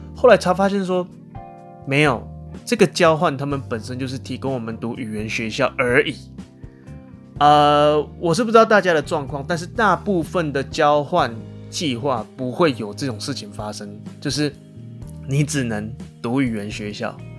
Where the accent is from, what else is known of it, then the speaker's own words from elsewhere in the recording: Taiwan; 就我一个台湾人